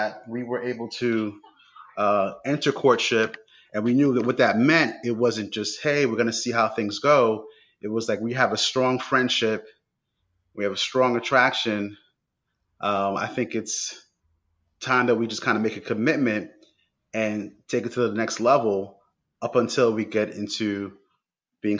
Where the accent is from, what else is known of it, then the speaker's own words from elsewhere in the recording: New York City, New York, United States; Growing up in New York, I was going to school in Brooklyn